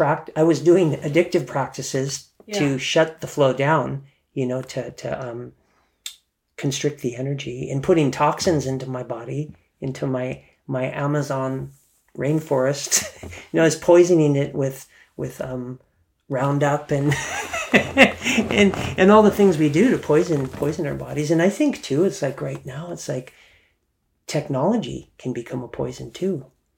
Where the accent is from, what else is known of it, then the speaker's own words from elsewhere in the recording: Germany; and I grew up in Germany, right? So there was topless. You'd see grandma at the beach topless.